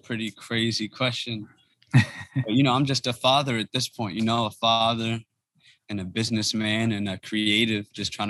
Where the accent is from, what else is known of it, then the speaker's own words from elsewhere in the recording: United States; also born or lived in Harlem, New York / Prince George's County, Maryland / Ethiopia; growing up in Harlem and DC and the DMV area, PG County